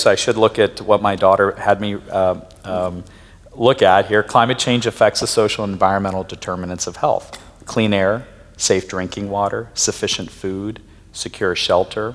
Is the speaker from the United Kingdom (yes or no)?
no; Pakistan; moved away; I'm originally from Pakistan